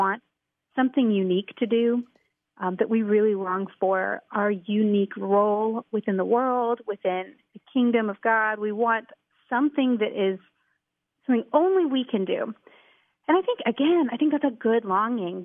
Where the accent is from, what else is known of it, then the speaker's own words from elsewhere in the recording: Houston, Texas, United States; I grew up in the Houston area in a great family